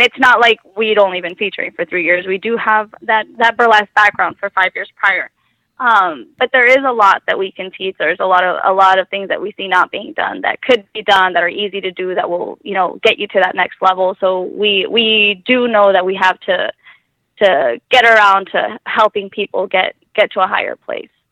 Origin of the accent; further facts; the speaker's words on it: Mexico; now in Tucson, United States; I grew up in Mexico